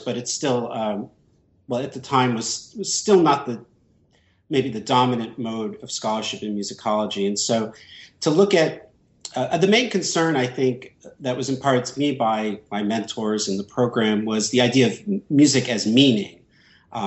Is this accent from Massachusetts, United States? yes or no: yes; Sharon, Massachusetts, United States; moved away as an adult; also born or lived in New York City / Los Angeles; now in Tampa, United States; I was born and grew up outside of Boston in a suburb, Sharon, Massachusetts